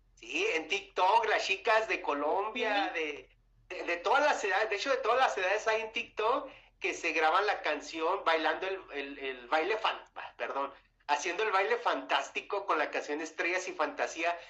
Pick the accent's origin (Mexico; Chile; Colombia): Mexico; Chihuahua; accent: Chihuahua; now in Mexico City, Mexico; yo soy de Chihuahua, pero ya radico aquí en México.